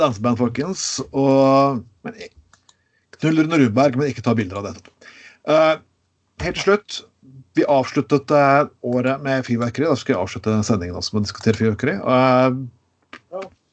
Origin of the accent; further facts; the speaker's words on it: Skien, Telemark, Norway; min hjemby Skien